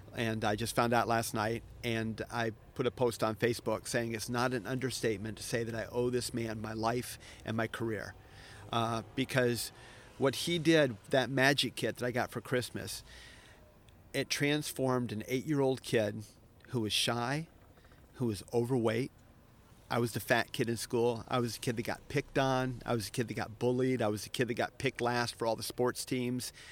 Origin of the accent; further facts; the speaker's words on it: Florida, United States; now in Japan; I'm from Florida